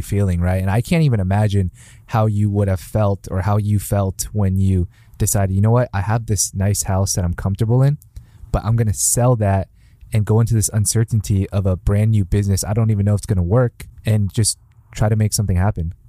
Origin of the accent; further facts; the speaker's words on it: Mission Viejo, California, United States; moved away; I was from Mission Viejo, so when I was visiting my parents